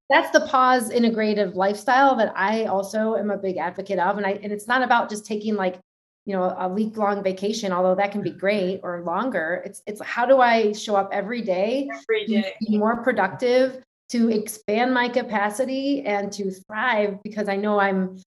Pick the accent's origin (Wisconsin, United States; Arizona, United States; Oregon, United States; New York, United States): New York, United States; being a New Yorker myself